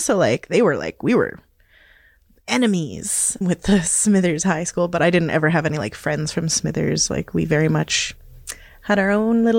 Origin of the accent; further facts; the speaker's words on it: Hazleton, Pennsylvania, United States; I was raised in Hazleton and didn't identify as any way other than maybe as a tomboy.